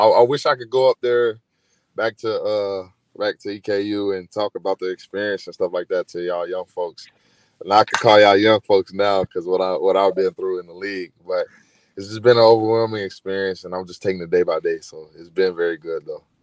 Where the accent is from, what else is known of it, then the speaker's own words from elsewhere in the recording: Chicago, Illinois, United States; also born or lived in Eastern Kentucky; I was born in Chicago.